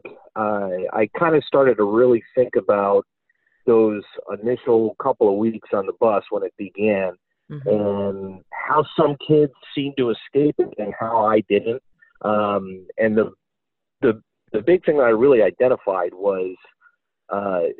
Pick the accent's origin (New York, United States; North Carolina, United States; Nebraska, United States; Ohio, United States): New York, United States; Buffalo; moved away as an adult; now in Philadelphia, United States; I grew up in Buffalo, New York, just outside of Buffalo, New York